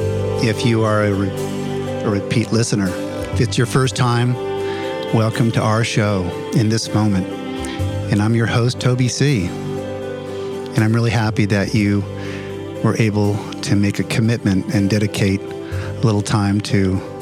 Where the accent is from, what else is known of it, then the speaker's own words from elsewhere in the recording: Los Angeles, California, United States; I'm from the Los Angeles area.